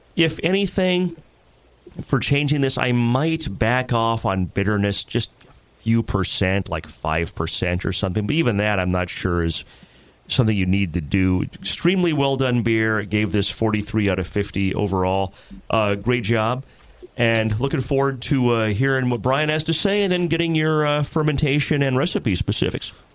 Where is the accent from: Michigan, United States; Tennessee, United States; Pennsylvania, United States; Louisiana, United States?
Tennessee, United States; Jackson; moved away; I spent like almost ten years near Jackson when I was a kid growing up, so not too far from Nashville